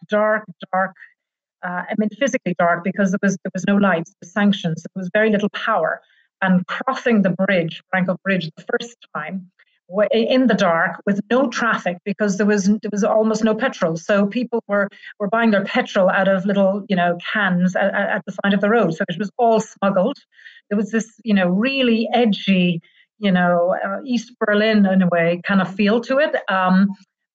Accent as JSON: {"language": "English", "country": "Ireland", "accent": "Irish", "moved": "as an adult", "lives_now": "Serbia", "said": "I'm Irish. You'll figure that out from my accent."}